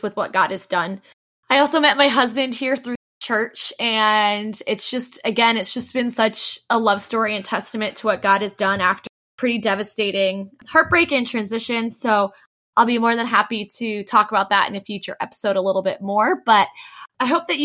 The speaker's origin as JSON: {"language": "English", "town": "Dayton", "region": "Ohio", "country": "United States", "moved": "as an adult", "lives_now": "Orlando, United States", "said": "I'm originally from Dayton, Ohio, and was brought to Orlando"}